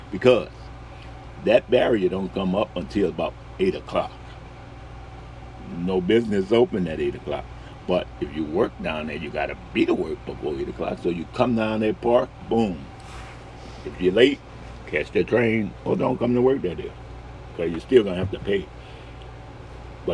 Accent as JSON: {"language": "English", "town": "New Orleans", "region": "Louisiana", "country": "United States", "said": "I'm from New Orleans"}